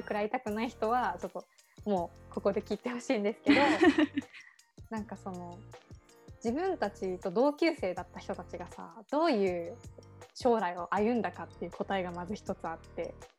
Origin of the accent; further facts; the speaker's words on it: Yamaguchi, Japan; うちらの地元のね、山口県が登場するんですけど